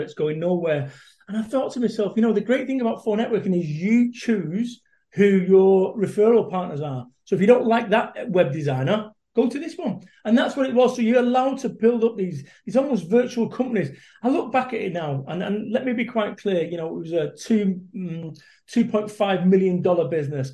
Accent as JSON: {"language": "English", "town": "Salford", "region": "North West England", "country": "United Kingdom", "said": "I am a bum from Salford, Manchester, which is a rough old town"}